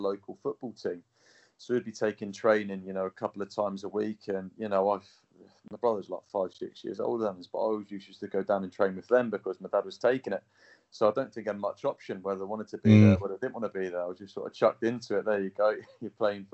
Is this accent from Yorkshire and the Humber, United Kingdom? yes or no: no; Newport Pagnell, South East England, United Kingdom; I was born in Newport Pagnell, so not a million miles away from Coventry. So I grew up there and, lived here all my life.